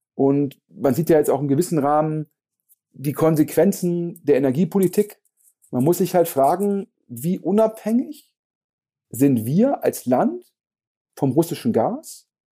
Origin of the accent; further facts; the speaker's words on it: Germany; wir als Deutsche